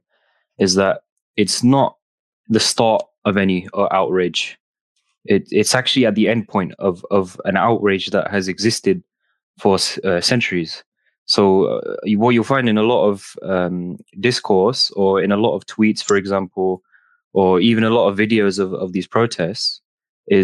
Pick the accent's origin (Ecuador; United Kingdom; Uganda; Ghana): United Kingdom; Nottingham, East Midlands; from Nottingham